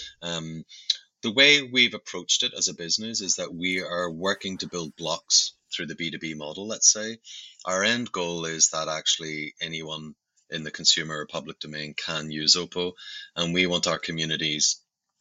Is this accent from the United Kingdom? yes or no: yes; Belfast, Northern Ireland, United Kingdom; You might hear from my accent, I actually come from Belfast in Northern Ireland, and grew up in a very adverse place